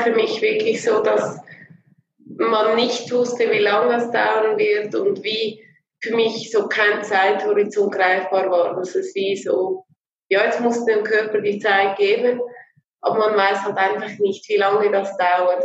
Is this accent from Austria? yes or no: no; Switzerland; bei uns in der Schweiz